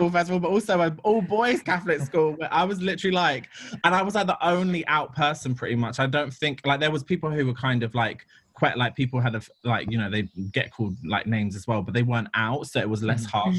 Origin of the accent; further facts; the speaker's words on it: London, United Kingdom; I grew up in London. I'm from Ladbroke Grove